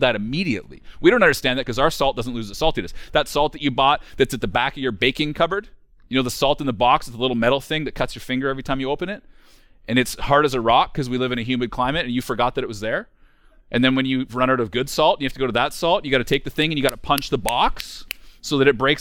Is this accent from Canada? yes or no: yes; rural central Alberta, Canada; We're from rural central Alberta. We're from a very small town, even on the scale of rural communities, which means that I grew up as one of the only kids from town, which was a town of 700